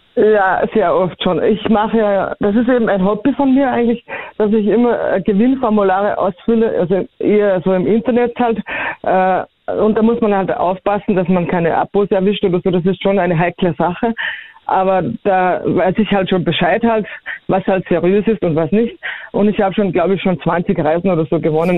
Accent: Bischofshofen, Salzburg, Austria; ich bin äh, aus Bischofshofen

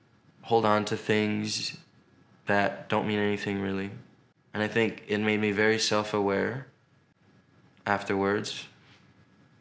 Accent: New York, United States; moved away as an adult; now in Los Angeles, United States; as a New Yorker

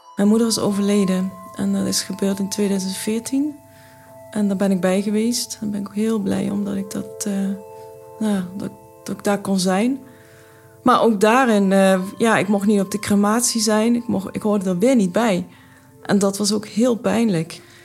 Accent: Brunssum, Limburg, Netherlands; also born or lived in India; Ik ben, eh, opgegroeid in Limburg, Zuid-Limburg, in Brunsum

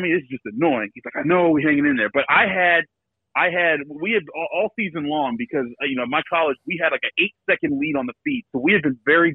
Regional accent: Pittsburgh, Pennsylvania, United States; also born or lived in Cheyney, Pennsylvania; I was born and raised in Pittsburgh

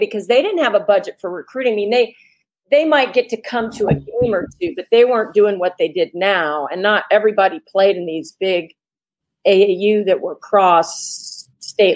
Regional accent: Indiana, United States; I come from Indiana

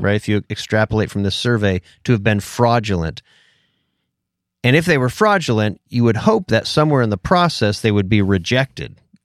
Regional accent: Pennsylvania, United States; when I grew up in Pennsylvania

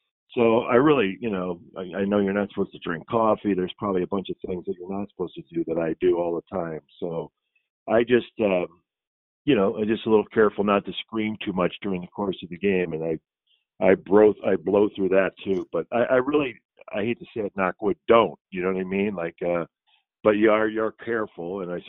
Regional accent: Midwest, United States; I'm like a Midwesterner, like, no.

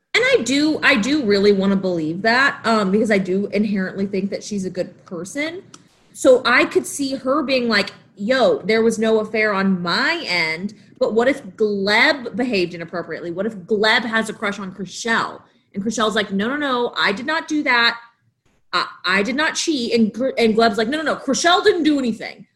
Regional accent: the South, United States; moved away; I'm from the South

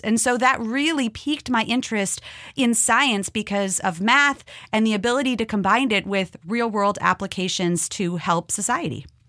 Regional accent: Minnesota, United States; moved away; I grew up in Minnesota

